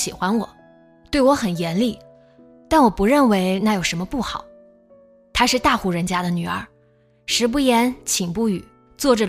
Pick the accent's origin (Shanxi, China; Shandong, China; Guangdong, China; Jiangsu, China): Jiangsu, China; Nanjing; moved away as an adult; 我是南京人，南京大城市啊